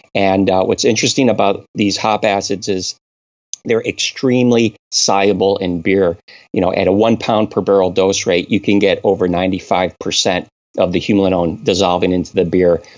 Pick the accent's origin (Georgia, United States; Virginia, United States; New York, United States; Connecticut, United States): Connecticut, United States; moved away; I'm originally from New England. I was born and raised in Connecticut.